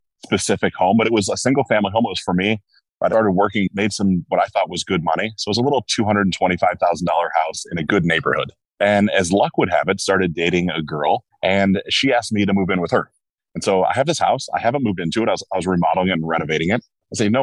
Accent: Cincinnati, Ohio, United States; I was born in Cincinnati

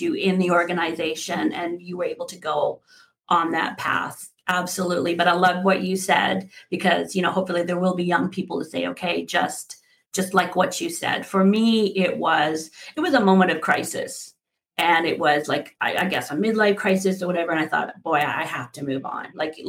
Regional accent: Sherwood Park, Alberta, Canada; my childhood friends where I grew up with in Sherwood Park, Alberta

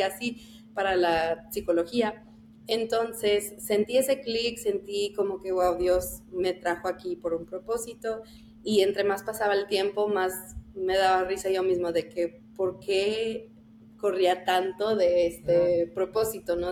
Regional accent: El Paso, Texas, United States; moved away; yo soy del Paso, entonces ahí estaba mi iglesia y desde chiquita

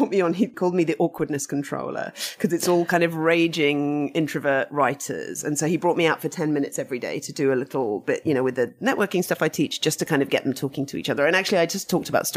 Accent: United Kingdom; I'm British and we're very much, even though my family were Russian, the kind of, my mum had grown up in England and my grandpa who brought me up also was very British

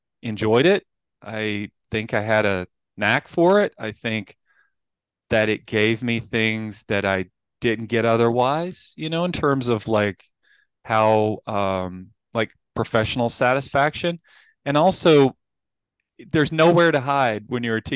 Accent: Appalachian Mountains, United States; I grew up in the Appalachian Mountains

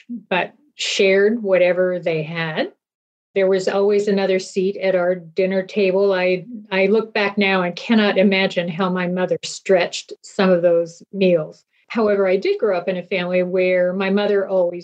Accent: Eugene, Oregon, United States; I was born and raised in Eugene, went to the University of Oregon

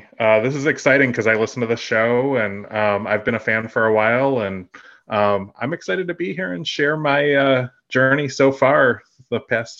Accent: Dallas, Texas, United States; I'm 39 from Dallas.

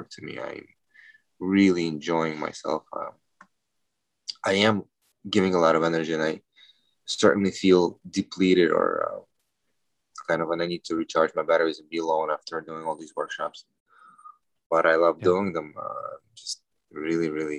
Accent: New York, United States; I'm from New York

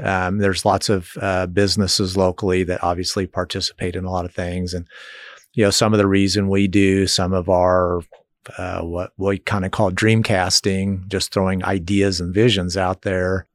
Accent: Lenexa, Kansas, United States; moved away as an adult; now in Manhattan, United States; Lenexa, Overland Park area is where I grew up

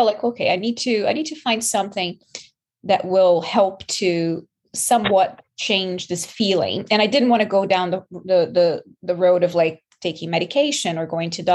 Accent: Brazil; moved away as an adult; also born or lived in New York; now in Canada; I'm from Brazil

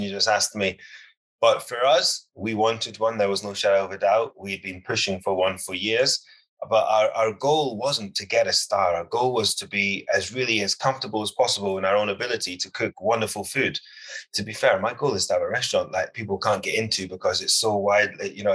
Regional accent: United Kingdom; I'm a British chef and I cook British food

